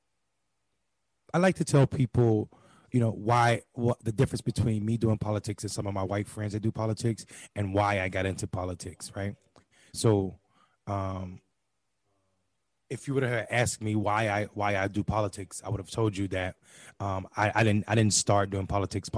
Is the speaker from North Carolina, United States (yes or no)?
yes; Eastern North Carolina, United States; growing up in Eastern North Carolina, extremely poor